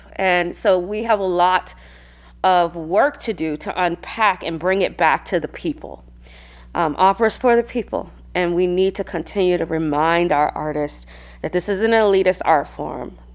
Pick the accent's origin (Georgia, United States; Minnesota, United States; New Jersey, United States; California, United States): Georgia, United States; Atlanta; moved away as an adult; also born or lived in Seattle; now in Arizona, United States; I hail from Atlanta, Georgia, born and raised